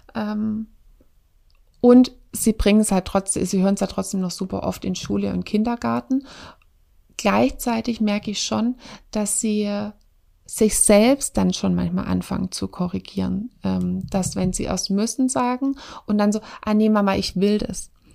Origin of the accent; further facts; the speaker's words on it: Swabia, Germany; wir kommen aus dem Schwabenland.